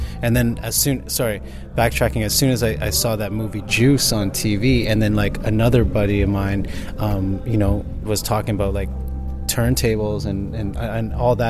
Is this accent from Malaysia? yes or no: no; Mississauga, Ontario, Canada; Yeah, Mississauga.